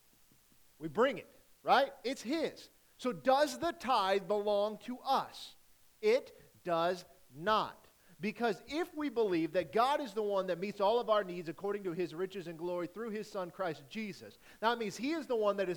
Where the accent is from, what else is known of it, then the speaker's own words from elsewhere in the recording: Rockport, Missouri, United States; from Rockport